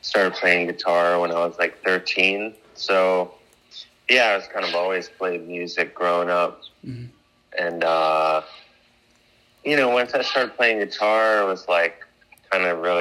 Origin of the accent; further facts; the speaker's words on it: Cleveland, Ohio, United States; moved away as an adult; now in New York, United States; I'm from Cleveland, Ohio originally